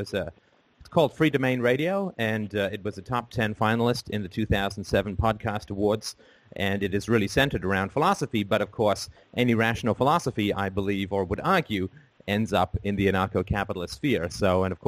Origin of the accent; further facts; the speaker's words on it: England, United Kingdom; also born or lived in Ireland; I was born in Ireland and grew up in England